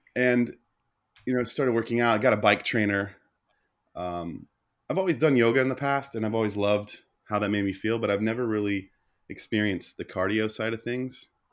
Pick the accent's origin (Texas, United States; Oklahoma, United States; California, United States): Oklahoma, United States; growing up in the Bible Belt of Oklahoma